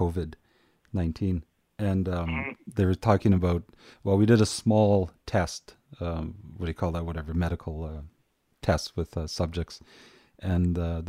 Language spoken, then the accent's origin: English; Beulah, Manitoba, Canada; I always tell people I grew up around Beulah